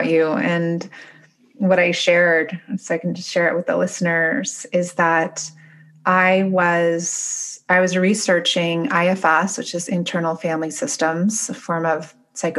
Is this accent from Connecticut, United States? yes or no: yes; Connecticut, United States; moved away; I grew up in Connecticut